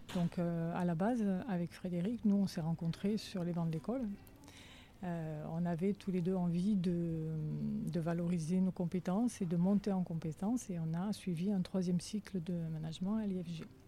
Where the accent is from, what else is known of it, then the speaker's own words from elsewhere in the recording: Alès, Occitania, France; Moi je suis native d'Alès